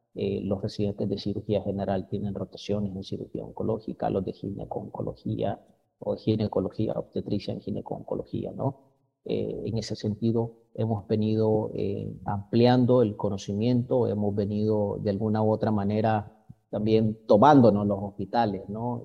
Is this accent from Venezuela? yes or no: no; Nicaragua; also born or lived in Mexico